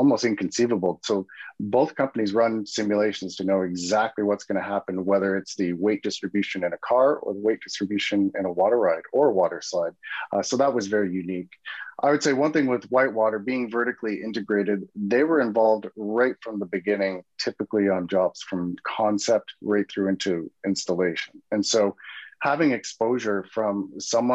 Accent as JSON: {"language": "English", "town": "Vancouver", "region": "British Columbia", "country": "Canada", "tie": "born or raised there", "said": "a young boy growing up in Vancouver and going to Expo 86"}